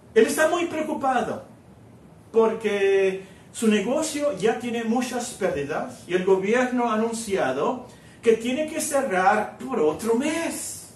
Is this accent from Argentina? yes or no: no; Hermosillo, Sonora, Mexico; also born or lived in Guerrero, Mexico / Culiacán, Sinaloa, Mexico; yo, yo nací en, en Guerrero, luego fuimos a Sinaloa, a Culiacán, Sinaloa, y luego nos venimos a Hermosillo